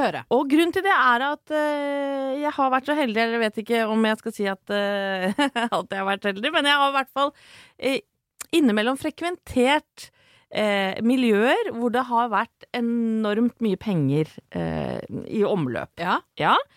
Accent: Horten, Vestfold, Norway; det er jo der jeg er fra

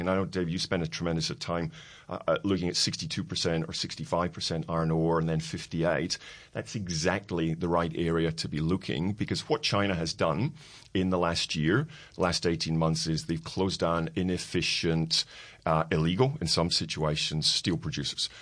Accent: Scotland, United Kingdom; being Scottish

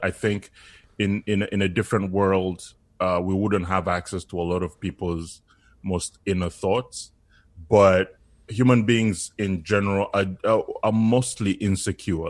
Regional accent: Uganda; now in Canada; I was born in Uganda. So for me as an immigrant

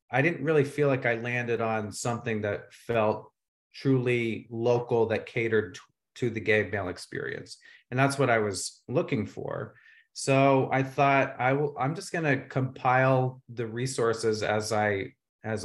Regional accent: Vermont, United States; also born or lived in Los Angeles; now in Palm Springs, United States; We're both from Vermont, and we came to Palm Springs a couple of years ago by way of LA.

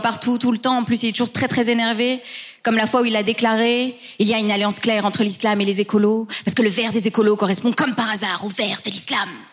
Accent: Belgium; je suis belge mais d'origine hispano-marocaine

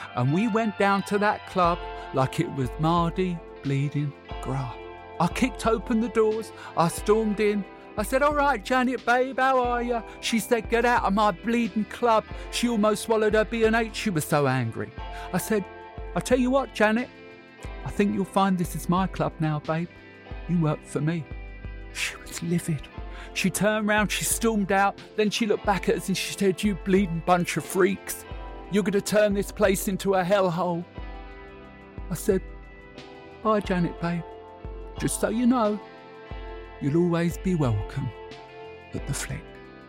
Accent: Canvey Island, East of England, United Kingdom; Growing up in Canvey in the 70s was ever so boring.

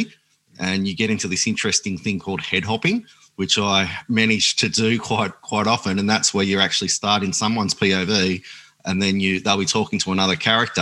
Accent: Grafton, New South Wales, Australia; We used to live in the bush at a place called Bayougal near Grafton

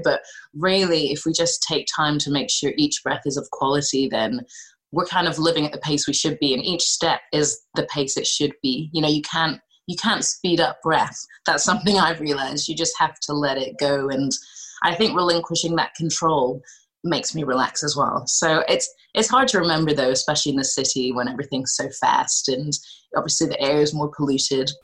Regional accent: Scotland, United Kingdom; I was growing up in Scotland

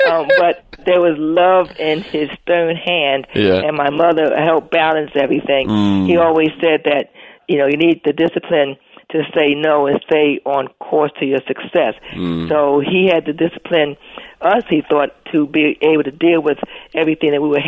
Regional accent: New Jersey, United States; Well, you know, Brian, I love Jersey. I'm a Jersey girl, as you said, and I had a wonderful childhood.

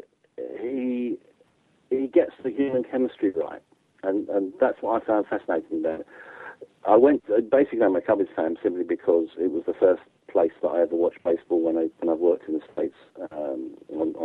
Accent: England, United Kingdom; as an English guy

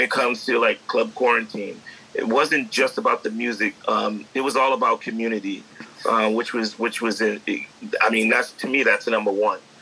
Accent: New York City, New York, United States; I grew up in the Bronx

